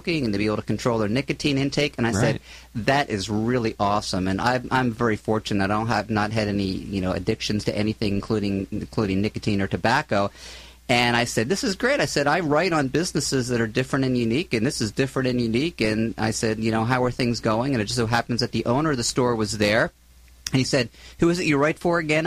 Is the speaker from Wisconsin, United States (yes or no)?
no; Philadelphia, Pennsylvania, United States; moved away as an adult; also born or lived in Southern California / Florida / San Luis Obispo; now in Orange County, United States; I'm originally from the East Coast, from Philadelphia area